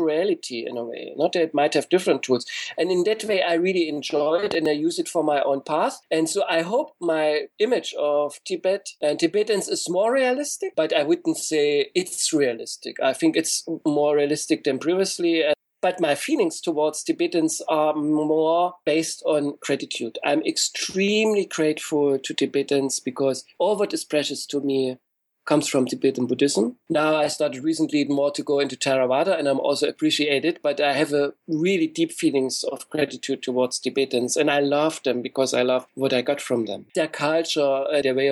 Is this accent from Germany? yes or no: yes; East Germany, Germany; I grew up in East Germany